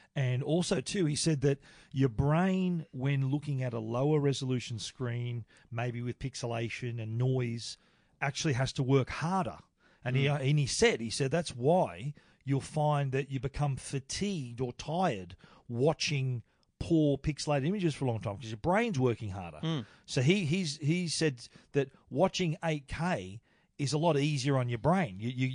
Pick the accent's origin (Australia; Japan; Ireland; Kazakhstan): Australia; We're from Australia. We don't need a jacket.